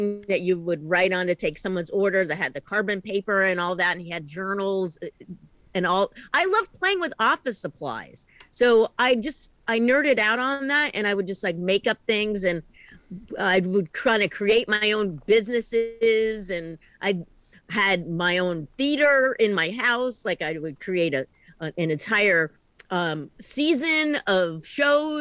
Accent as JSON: {"language": "English", "region": "East Coast", "country": "United States", "moved": "yes", "lives_now": "Portland, United States", "said": "I am originally an East Coast person"}